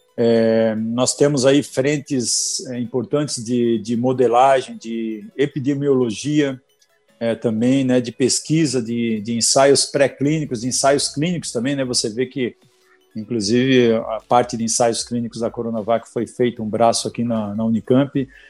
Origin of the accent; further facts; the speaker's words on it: Balneário Camboriú, Santa Catarina, Brazil; Eu sou nascido lá em Balneário Camboriú, Santa Catarina